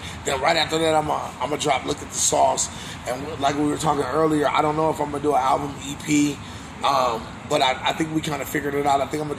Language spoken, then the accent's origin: English; West Coast, United States; I'm from the West Coast. And that sound is an original sound for me.